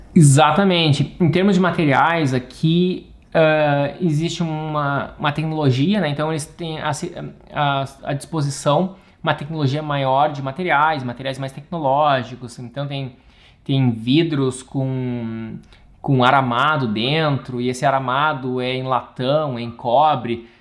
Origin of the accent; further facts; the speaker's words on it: Rio Grande do Sul, Brazil; moved away as an adult; also born or lived in Italy / England; sou arquiteto, sou gaúcho